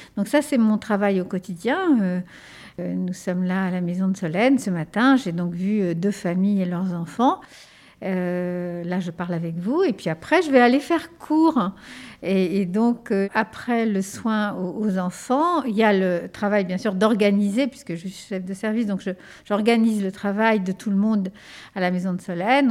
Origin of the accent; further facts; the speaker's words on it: Ardennes, Grand Est, France; first language Spanish; French is a second language; also born or lived in Spain; j'ai grandi, je suis née en Espagne, j'ai grandi dans un petit village des Ardennes euh, qui s'appelle Pourriau-Bois.